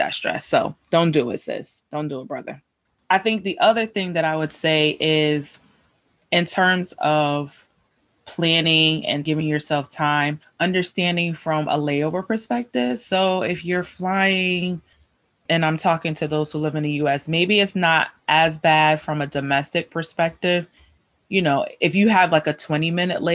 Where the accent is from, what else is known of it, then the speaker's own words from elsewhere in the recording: United States; we as Americans